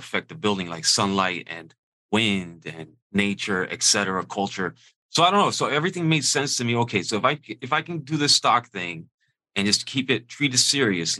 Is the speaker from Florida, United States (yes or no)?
yes; Miami, Florida, United States; I'm from Miami originally